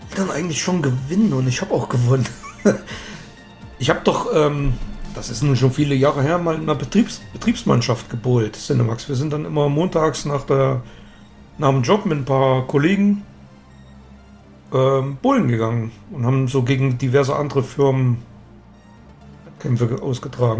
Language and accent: German; East Germany, Germany; ich bin ja da sowieso ein bisschen als Ossi